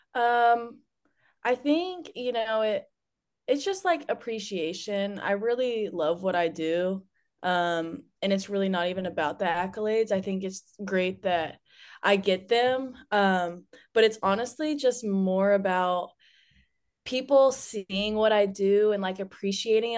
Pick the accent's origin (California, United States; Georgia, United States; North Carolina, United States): Georgia, United States; Douglasville; I'm from Douglasville, Georgia